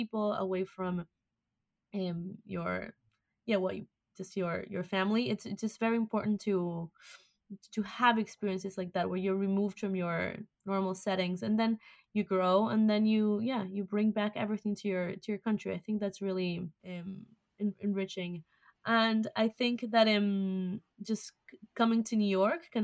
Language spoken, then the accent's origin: English; Argentina; moved away; I'm Argentinian.